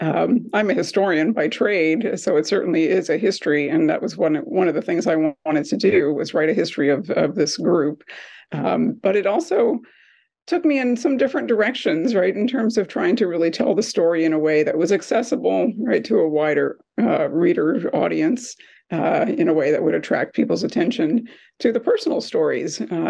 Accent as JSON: {"language": "English", "region": "Hawaii", "country": "United States", "said": "people are always surprised to hear that I'm from Hawaii and that I'm Portuguese, and they want to know more about how there are Portuguese people in Hawaii"}